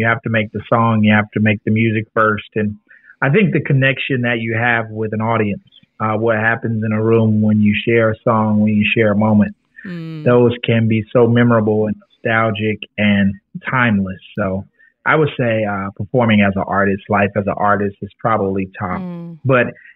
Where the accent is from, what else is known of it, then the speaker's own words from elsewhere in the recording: Atlanta, Georgia, United States; I was born and raised in Atlanta, Georgia.